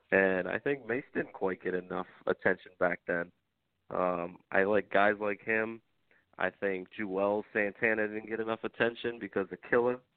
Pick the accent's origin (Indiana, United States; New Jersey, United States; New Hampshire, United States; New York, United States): New York, United States; I don't know if it's because I'm from New York or what